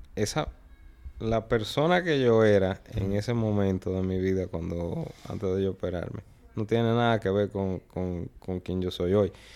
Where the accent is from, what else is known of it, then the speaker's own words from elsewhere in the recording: Dominican Republic; fui soy el único dominicano de la historia